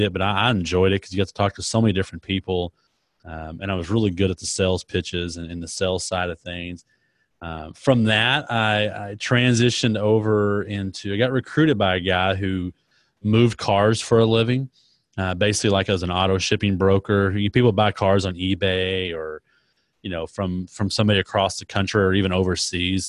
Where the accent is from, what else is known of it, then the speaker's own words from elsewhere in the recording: Dallas, Texas, United States; I was born in Dallas, Texas, and, uh, so I'm a Texas, Texas guy, third and third, lived in Texas my entire life